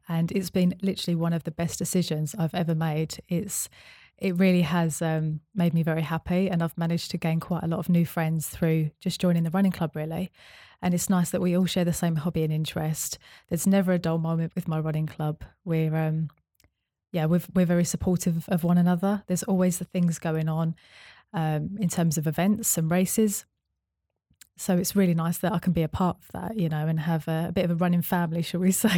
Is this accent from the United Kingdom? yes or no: yes; Essex, East of England, United Kingdom; moved away as an adult; also born or lived in Bristol; I moved from Bristol back to my hometown in Essex